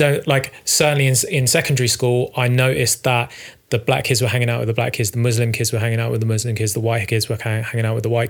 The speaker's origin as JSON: {"language": "English", "town": "Croydon", "region": "London", "country": "United Kingdom", "tie": "born or raised there", "said": "Pearly. So like, Croydon, that sort of area."}